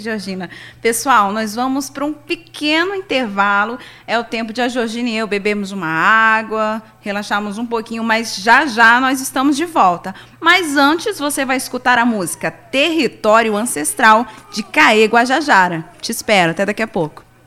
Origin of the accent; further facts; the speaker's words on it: Novo Airão, Amazonas, Brazil; sou amazônida, mulher ancestral do povo baré, airoense, ribeirinha